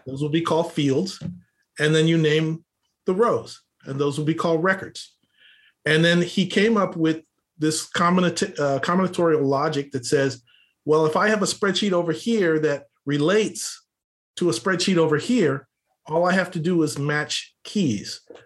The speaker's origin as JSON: {"language": "English", "town": "Los Angeles", "region": "California", "country": "United States", "tie": "born or raised there", "said": "I grew up here in Los Angeles, uh, oldest of five kids"}